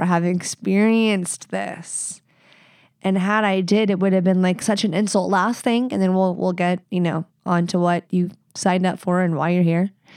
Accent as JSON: {"language": "English", "region": "the South", "country": "United States", "moved": "as an adult", "lives_now": "Pacific Northwest, United States", "said": "I live here. I'm from the South"}